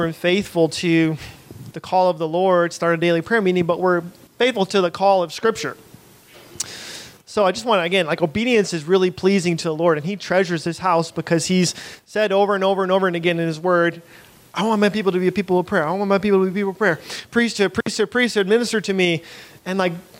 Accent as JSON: {"language": "English", "country": "United States", "said": "we're American"}